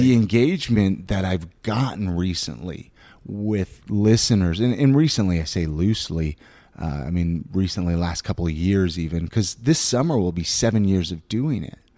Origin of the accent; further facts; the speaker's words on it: Ventura, California, United States; now in Utah, United States; I was born and raised in Southern California